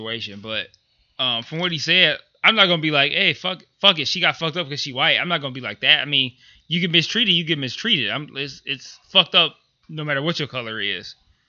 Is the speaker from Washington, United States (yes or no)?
no; Detroit, Michigan, United States; So if you're out of town and somebody's like, hey, where are you from? No explanation needed. Detroit. I'm from Detroit. That's it.